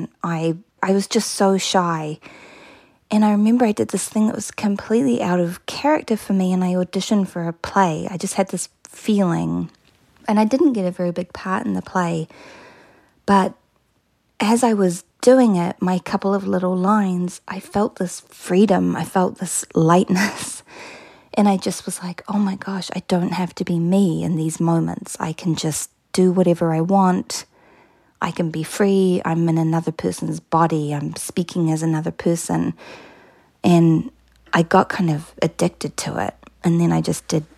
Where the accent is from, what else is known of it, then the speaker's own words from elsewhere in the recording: New Plymouth, Taranaki, New Zealand; I grew up in a town called New Plymouth in a province called Taranaki.